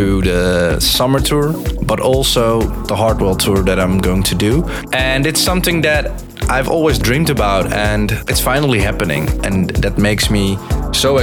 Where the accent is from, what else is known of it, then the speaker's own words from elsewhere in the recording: Breda, North Brabant, Netherlands; I'm from the Netherlands in Breda.